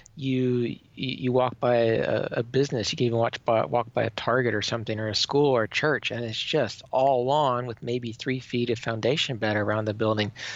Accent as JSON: {"language": "English", "town": "Minneapolis", "region": "Minnesota", "country": "United States", "tie": "born or raised there", "also_born_or_lived": "western Oklahoma", "moved": "as an adult", "lives_now": "Nebraska, United States", "said": "where I was born in Oklahoma and where my formative years growing up were in Minnesota"}